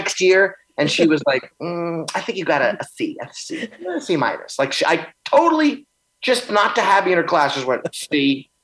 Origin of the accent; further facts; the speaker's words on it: New Orleans, Louisiana, United States; I grew up in New Orleans.